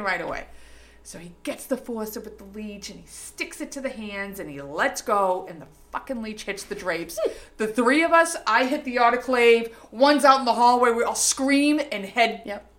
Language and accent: English; Revere, Massachusetts, United States; accent: Boston; I'm from Revere